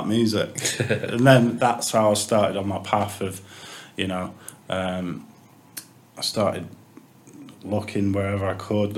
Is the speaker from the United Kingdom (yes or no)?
yes; Chorley, North West England, United Kingdom; I'm from Chorley. I was born in Chorley, raised in Chorley.